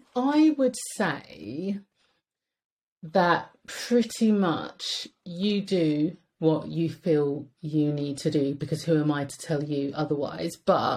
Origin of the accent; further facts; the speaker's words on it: United Kingdom; British. So why should we have to change? Like, being British should be enough to get by in Britain.